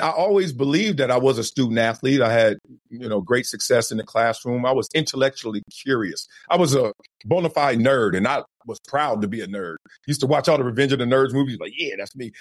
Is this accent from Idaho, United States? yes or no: no; Compton, California, United States; where I'm from Compton, from Los Angeles, South Central